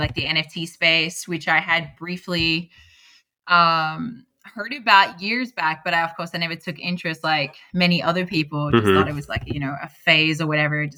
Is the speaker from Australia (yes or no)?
yes; Sydney, New South Wales, Australia; I'm an Aussie girl, straight from Sydney, Australia